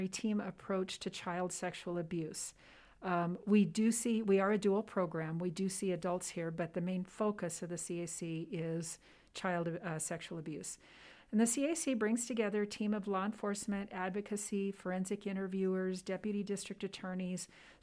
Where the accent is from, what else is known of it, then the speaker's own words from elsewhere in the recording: Southern California, United States; moved away as an adult; also born or lived in Los Angeles, California; now in Nevada, United States; I grew up in Southern California, born in the LA area, and then grew up pretty close to the Mexican border down in Southern California